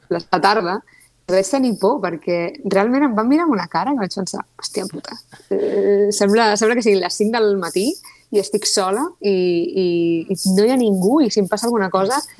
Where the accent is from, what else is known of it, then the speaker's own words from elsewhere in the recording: Tarragona, Catalonia, Spain; soc de Sant Pere Carreu